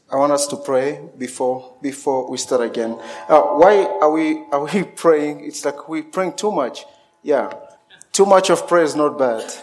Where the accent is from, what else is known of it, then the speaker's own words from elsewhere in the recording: DR Congo; born there; also born or lived in Zimbabwe; So I was born in Congo, and I, I had a chance to, to walk around so many uh, part of the Congo.